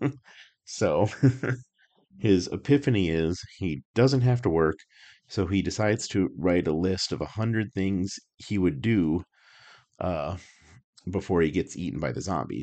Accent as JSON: {"language": "English", "town": "Albuquerque", "region": "New Mexico", "country": "United States", "tie": "born or raised there", "moved": "yes", "said": "I grew up in Albuquerque. I spent thirty-five years of my life in Albuquerque"}